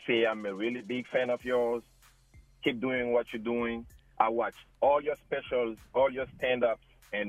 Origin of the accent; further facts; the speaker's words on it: Kumasi, Ashanti, Ghana; now in New Jersey, United States; I'm from Ghana.